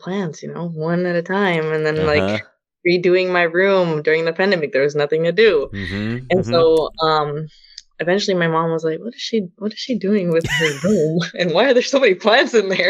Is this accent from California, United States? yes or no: yes; Fremont, California, United States; also born or lived in Alameda / Union City / San Leandro; I was born in Alameda and grew up in Fremont